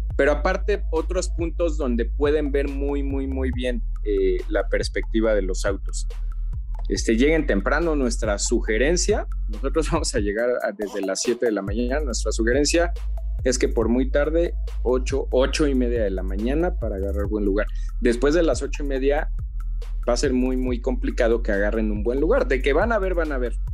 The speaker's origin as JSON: {"language": "Spanish", "country": "Mexico", "said": "nosotros como mexicanos"}